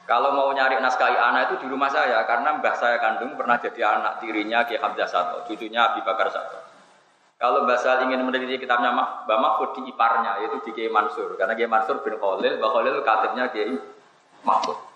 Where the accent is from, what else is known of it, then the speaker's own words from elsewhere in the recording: Java north coast, Indonesia; Saya ini orang Pantura, jadi nggak suka nyindir.